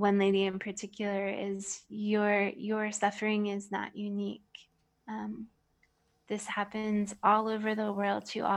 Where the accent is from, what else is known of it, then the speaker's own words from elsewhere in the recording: United States; moved away; this privileged American